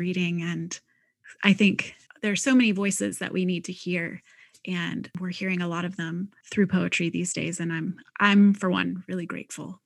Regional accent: Midwest, United States; moved away; I'm a Midwesterner originally

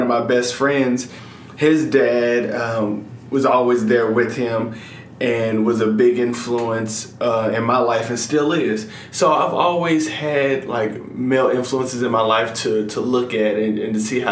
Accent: Atlanta, Georgia, United States; I grew up in Metro Atlanta

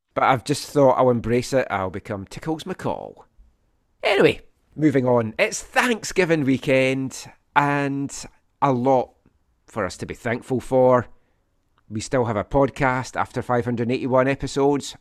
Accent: Scotland, United Kingdom; now in Vancouver, Canada

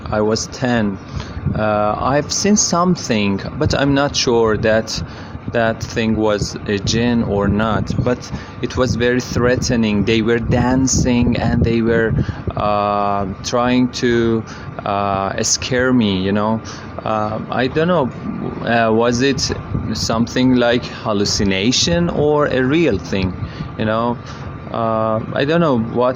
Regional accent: Iran; first language Persian; English is a second language; From Iran

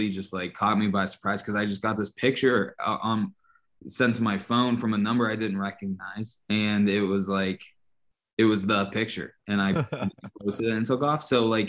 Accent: Pittsburgh, Pennsylvania, United States; also born or lived in Kentucky; So I went to Norwin. I graduated in 2013. And when I moved back to Pittsburgh from Kentucky, where I went to college, you start out by living with your parents.

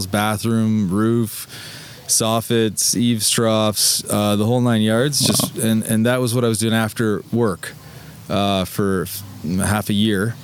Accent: Fergus, Ontario, Canada; moved away as an adult; also born or lived in Ottawa; now in Toronto, Canada; I was born in Ottawa and kind of like when I was really young, jumped around to a few different Ontario towns and ended up in Fergus for my entire childhood

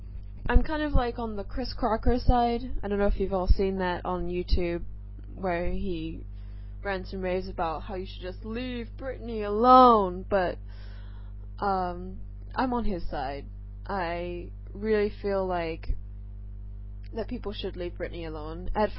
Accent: England, United Kingdom; now in Singapore; Anyways, basically, I live in Singapore. I am originally from England, but I totally don't sound British. I know I don't have that cute English accent that, you know, I once did.

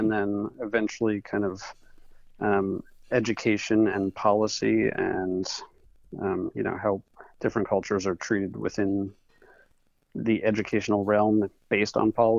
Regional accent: Madison, Connecticut, United States; moved away as an adult; So I grew up in Madison, Connecticut, and I'm back here now

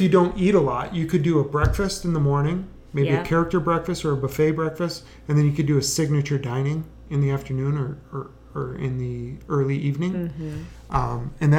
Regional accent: Wisconsin, United States; I grew up in Wisconsin.

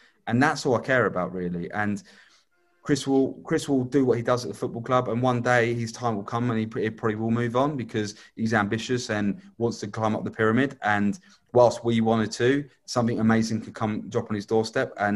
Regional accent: Hastings, South East England, United Kingdom; And Hastings is my hometown. Regardless if I was born elsewhere, I've lived most of my life in Hastings.

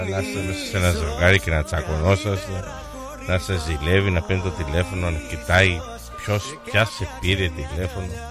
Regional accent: Kefalonia, Ionian Islands, Greece; now in Australia; εκεί στην Κεφαλονιά, εκεί σε κάτι χωριά. Να ξεκινήσω από το χωριό μου.

